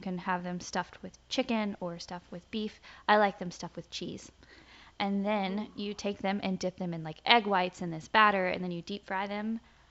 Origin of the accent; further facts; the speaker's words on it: the South, United States; accent: Southern; they didn't want to correct me on it because they thought it was my Southern accent.